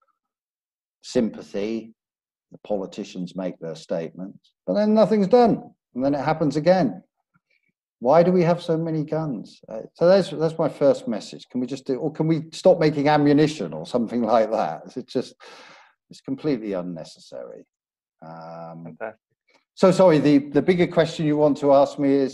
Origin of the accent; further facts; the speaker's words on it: Belfast, Northern Ireland, United Kingdom; I'm from, I was originally born in Belfast, so I'm from Northern Ireland